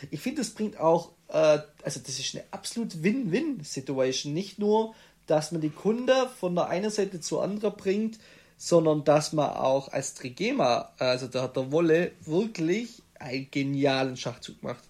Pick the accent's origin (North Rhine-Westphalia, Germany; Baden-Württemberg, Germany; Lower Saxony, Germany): Baden-Württemberg, Germany; Stuttgart area, south towards Tübingen; Raum Stuttgart, dann Klassiker, gehst Richtung Tübingen oder äh, gehst südlicher